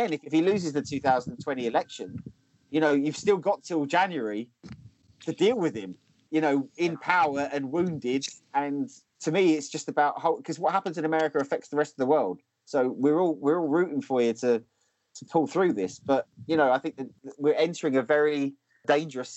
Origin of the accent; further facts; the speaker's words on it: Essex, East of England, United Kingdom; now in Lowestoft, United Kingdom; I grew up in Essex